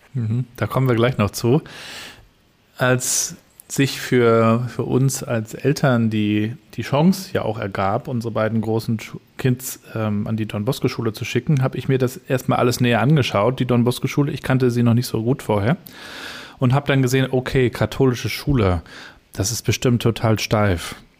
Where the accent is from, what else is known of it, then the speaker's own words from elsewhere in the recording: Rostock, Mecklenburg-Vorpommern, Germany; Wir sind Rostocker